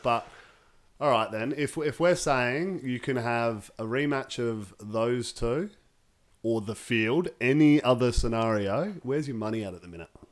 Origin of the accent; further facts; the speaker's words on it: Australia; as an Australian fan